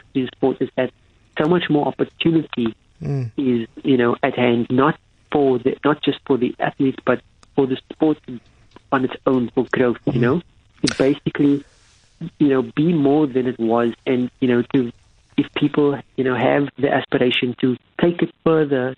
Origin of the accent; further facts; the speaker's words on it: Cape Town, Western Cape, South Africa; where I grew up in Athlone